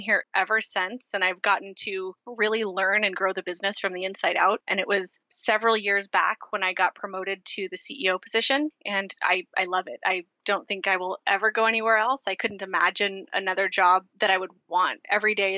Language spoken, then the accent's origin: English; Portland, Oregon, United States; I am from Portland, Oregon